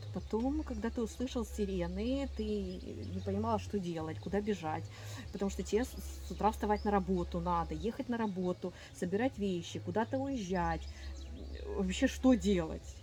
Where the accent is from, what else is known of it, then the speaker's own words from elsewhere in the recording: Ukraine; moved away as an adult; also born or lived in Kyiv; я из Украины. Я выехала из Украины в марте, в начале марта 22 года